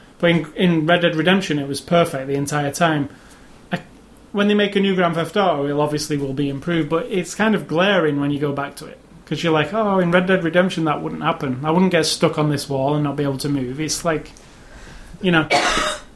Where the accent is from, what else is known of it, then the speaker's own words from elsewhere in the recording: United Kingdom; I'm British